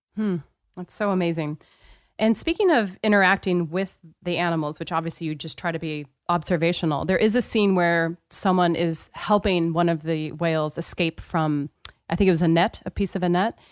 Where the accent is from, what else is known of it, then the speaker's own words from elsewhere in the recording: Pacific Northwest, United States; I'm from the Pacific Northwest, so this was very much a part of where I grew up.